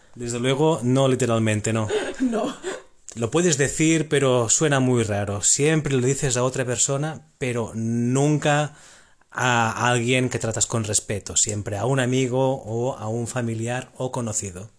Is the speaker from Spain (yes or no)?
yes; Amposta, Catalonia, Spain; vengo de España, pero concretamente vengo de Cataluña, del el sur de Cataluña